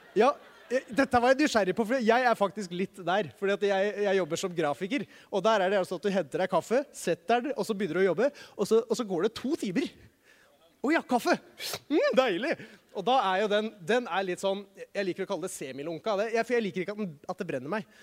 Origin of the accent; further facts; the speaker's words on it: Norway; som nordmann